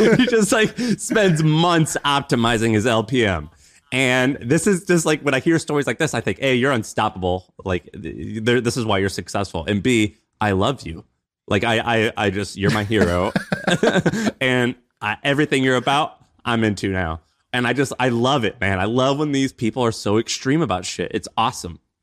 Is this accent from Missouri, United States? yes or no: yes; Missouri, United States; moved away; When I grew up in Missouri